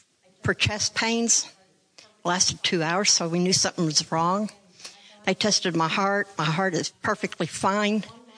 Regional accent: Germany; moved away; I'm from Germany.

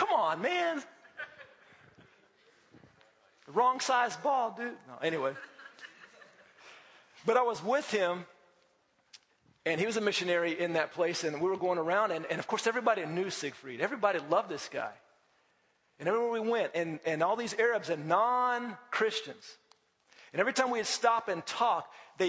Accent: United States; as an American

